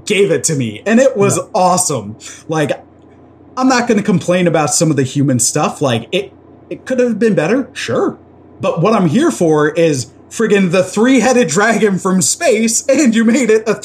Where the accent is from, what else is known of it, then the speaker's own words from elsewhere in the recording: Toronto, Ontario, Canada; we grew up in Toronto